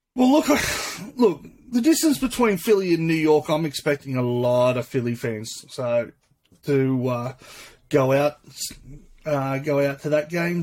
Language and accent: English; Sydney, New South Wales, Australia; I'm from Sydney